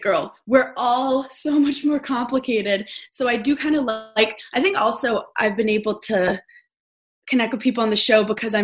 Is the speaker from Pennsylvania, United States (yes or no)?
no; New York City, New York, United States; I'm from New York City.